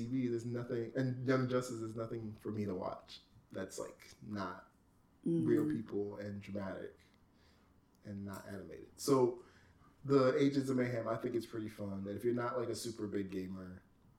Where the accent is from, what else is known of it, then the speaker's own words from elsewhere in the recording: United Kingdom; I'm British